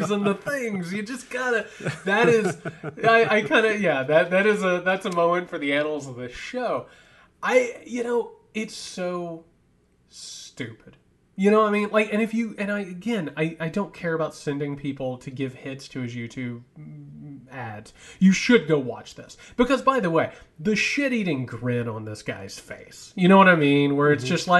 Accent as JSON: {"language": "English", "region": "Georgia", "country": "United States", "said": "I'm from Georgia"}